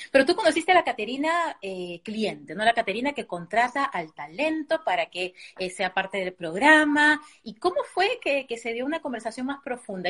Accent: Peru; moved away as an adult; also born or lived in Venezuela; now in United States; regresar a, a, mi Perú a vivir

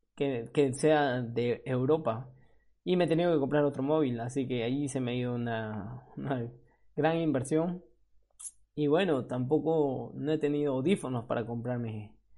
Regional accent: Peru; moved away as an adult; now in Spain; ya no me encuentro en Perú, en mi país de origen, ahora estoy en España

